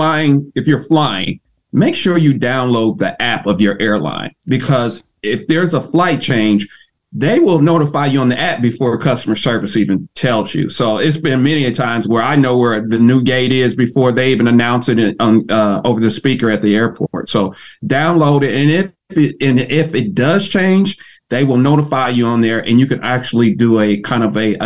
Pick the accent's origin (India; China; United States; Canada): United States; Ohio; now in Atlanta, United States; I'm originally from Ohio